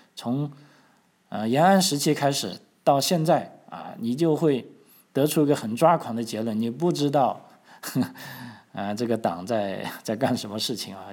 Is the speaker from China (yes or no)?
yes; China; moved away as an adult; now in Australia; 咱们中国在中国的朋友